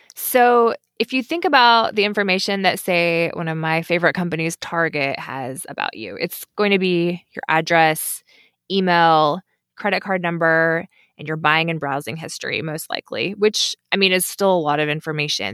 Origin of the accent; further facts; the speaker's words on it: Kentucky, United States; moved away as an adult; also born or lived in Washington, D.C. / Indonesia; I knew I wanted to move back to my home state of Kentucky